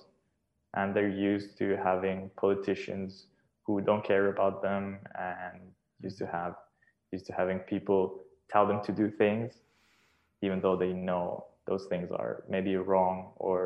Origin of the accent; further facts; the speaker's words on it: Switzerland; first language Serbian; English is a second language; moved away as an adult; now in Belgrade, Serbia; I consider myself absolutely Swiss, born and raised in Switzerland